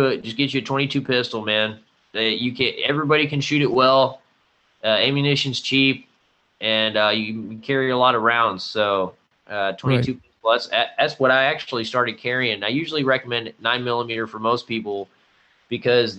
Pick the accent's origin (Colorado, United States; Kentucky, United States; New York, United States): Kentucky, United States; now in Arizona, United States; I'm in Arizona, you know. I'm from Kentucky.